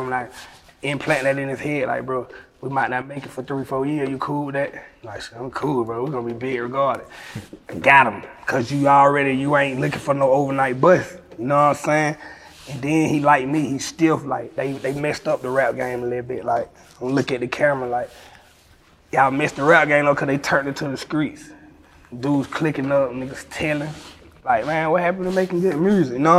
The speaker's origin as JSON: {"language": "English", "town": "Atlanta", "region": "Georgia", "country": "United States", "said": "I'm from Atlanta with all the stars."}